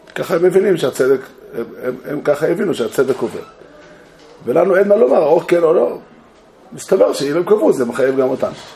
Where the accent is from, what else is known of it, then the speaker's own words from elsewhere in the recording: Israel; אני לא זכיתי לעלות לארץ, נולדתי כאן